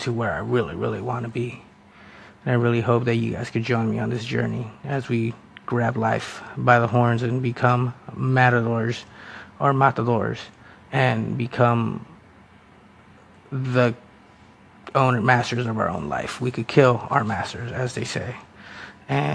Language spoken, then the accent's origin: English; United States; first language Spanish; English is a second language; I'm a first-generation American. My parents were Salvadoran immigrants who came here